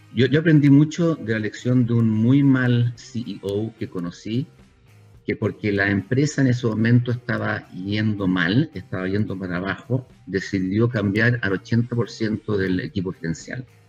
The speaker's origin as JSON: {"language": "Spanish", "country": "Chile", "also_born_or_lived": "Europe", "moved": "as an adult", "said": "somos la Suiza de Latinoamérica"}